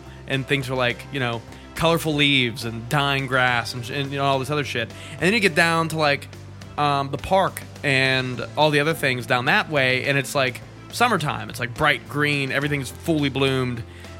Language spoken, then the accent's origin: English; Canada; I'm Canadian.